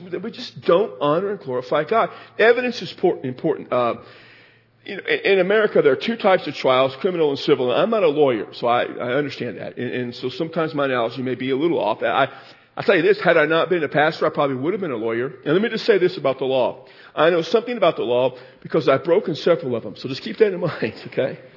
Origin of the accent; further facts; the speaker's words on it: Texas, United States; I'm from Texas.